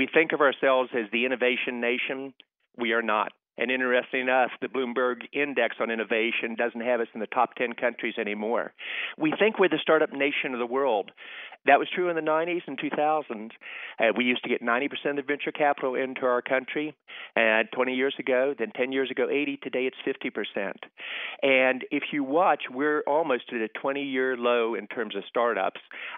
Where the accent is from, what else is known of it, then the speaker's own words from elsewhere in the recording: West Virginia, United States; moved away; also born or lived in Boston; my home state of West Virginia